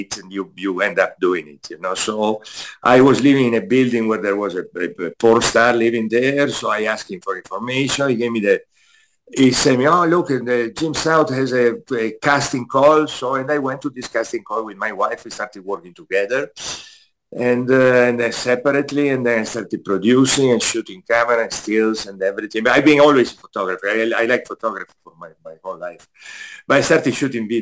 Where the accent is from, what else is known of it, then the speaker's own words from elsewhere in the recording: Italy; moved away as an adult; now in United States; I'm from Italy, so I was living in Italy.